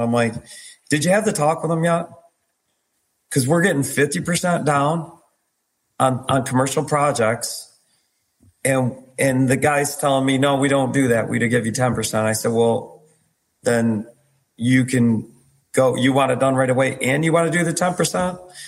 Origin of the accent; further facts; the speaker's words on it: New York, United States; I'm from New York too.